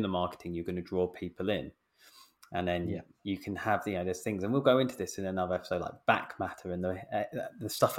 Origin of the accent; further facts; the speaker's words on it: England, United Kingdom; I'm an English dude.